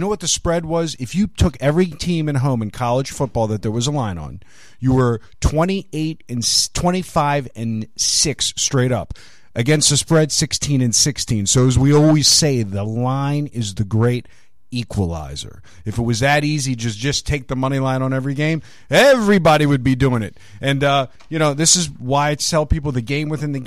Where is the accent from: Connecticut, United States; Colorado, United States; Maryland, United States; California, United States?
Maryland, United States; Baltimore; I'm from Baltimore